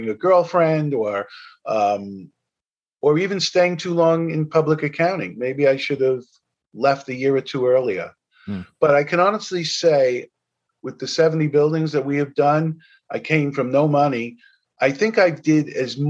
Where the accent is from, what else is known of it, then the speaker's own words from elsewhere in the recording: New York City, New York, United States; I'm from New York. I owned over 40 buildings here at one point